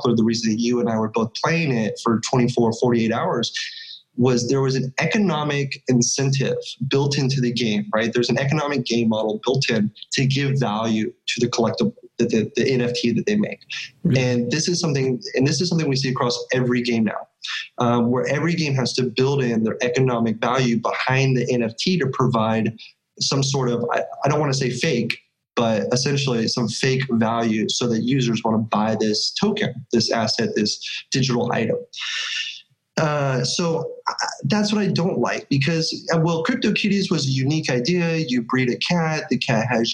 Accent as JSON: {"language": "English", "region": "California", "country": "United States", "said": "I'm from California"}